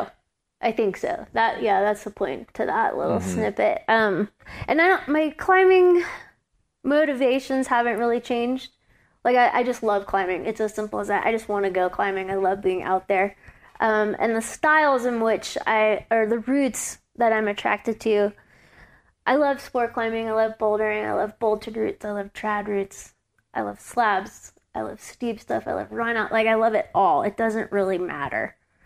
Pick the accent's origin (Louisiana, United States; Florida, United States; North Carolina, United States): Louisiana, United States; Growing up in Louisiana climbing, it was just me and like my boyfriend and a guy.